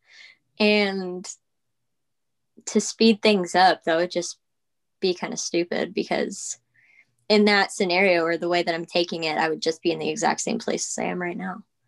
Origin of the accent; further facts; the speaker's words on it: Peekskill, New York, United States; I am from Peekskill, New York